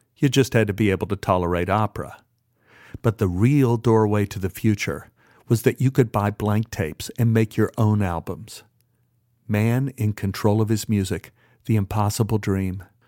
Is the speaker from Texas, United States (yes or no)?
yes; Dallas, Texas, United States; I grew up in Oak Cliff, which is as close to a theocracy that ever existed in the United States